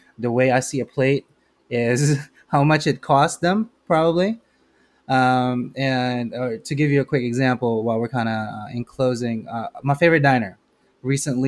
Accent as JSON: {"language": "English", "country": "Philippines", "tie": "born or raised there", "moved": "yes", "lives_now": "United States", "said": "I'm Filipino. I was raised in the Philippines"}